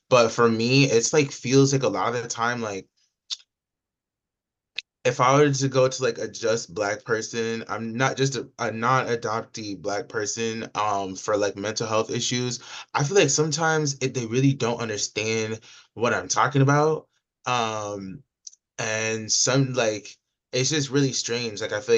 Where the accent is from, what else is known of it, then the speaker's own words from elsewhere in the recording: Georgia, United States; it's in Georgia, so it's obviously really triggering to me because I'm from Georgia